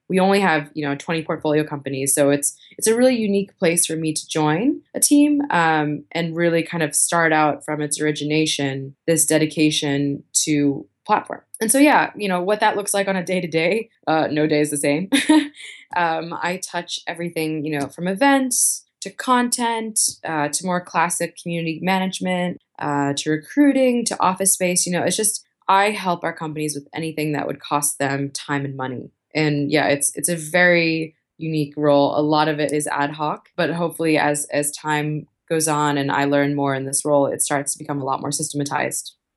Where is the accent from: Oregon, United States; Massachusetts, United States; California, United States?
Massachusetts, United States; Boston; moved away as an adult; also born or lived in New York City; now in Dublin, Ireland; I'm originally from Boston, um, but I call New York City home.